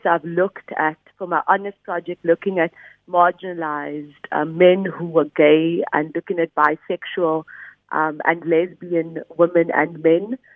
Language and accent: English; Cape Town, Western Cape, South Africa; growing up in Bishop Lavis has has obviously sort of uh, led to the research that I've done and my own experiences of being a colored body um, in Cape Town